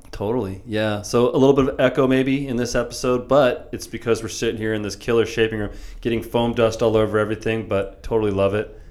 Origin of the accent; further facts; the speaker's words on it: San Diego, California, United States; I grew up here in San Diego